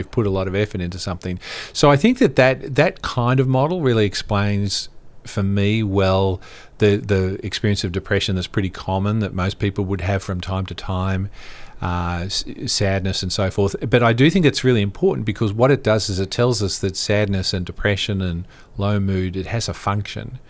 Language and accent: English; Australia; moved away; I'm originally from Australia